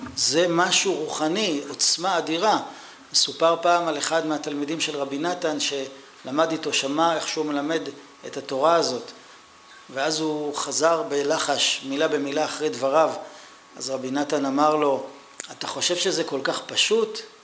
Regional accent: Israel; אני ישראלי

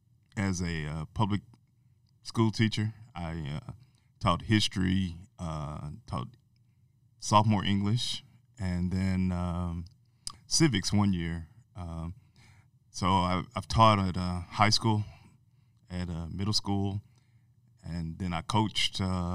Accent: Amarillo, Texas, United States; I'm originally from Amarillo, Texas.

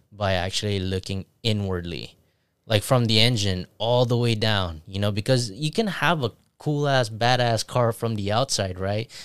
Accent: Philippines; moved away; I grew up in Philippines

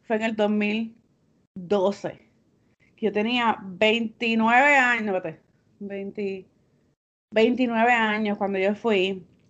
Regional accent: Bayamón, Puerto Rico; Yo tengo raíces del campo de Naranjito y de la ciudad de Santurce. Y soy nacida y criada en Bayamón.

